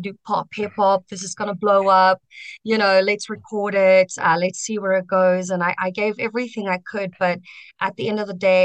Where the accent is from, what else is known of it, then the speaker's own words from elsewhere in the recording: Centurion, Gauteng, South Africa; also born or lived in Kempton Park / Pretoria; I was born in Kempton and I grew up in Centurion